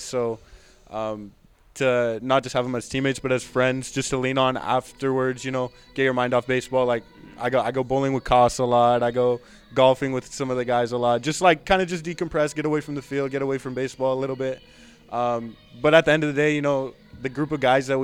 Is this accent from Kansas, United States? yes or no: no; Southern California, United States; I'm from SoCal